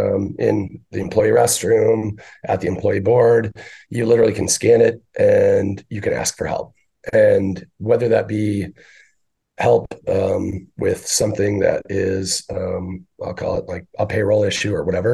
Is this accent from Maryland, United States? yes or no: no; Northern Michigan, United States; now in Arizona, United States; I grew up in Northern Michigan in a Irish Catholic German community